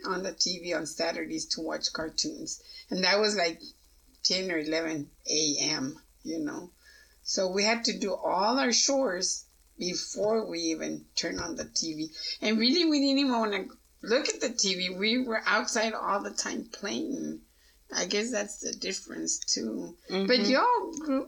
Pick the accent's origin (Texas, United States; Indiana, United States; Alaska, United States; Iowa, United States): Texas, United States; Pecos; I grew up in Pecos, and to me it was kind of, well, I better say it, racist